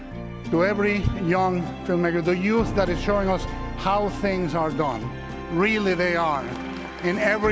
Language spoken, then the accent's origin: English; Mexico; I was a kid enamored with movies growing up in Mexico.